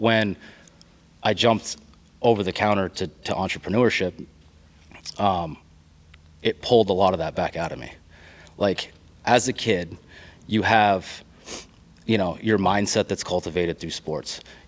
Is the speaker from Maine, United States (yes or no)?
yes; Maine, United States; moved away; I'm a transplant. Like, I came from Maine.